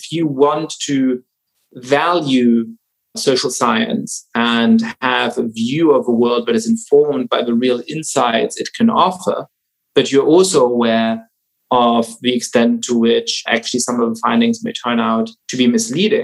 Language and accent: English; Germany; I grew up Jewish in Germany